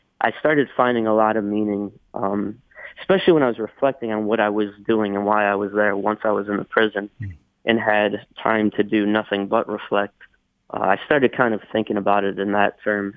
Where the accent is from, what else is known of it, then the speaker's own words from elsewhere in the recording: United States; moved away; also born or lived in Myanmar; being an American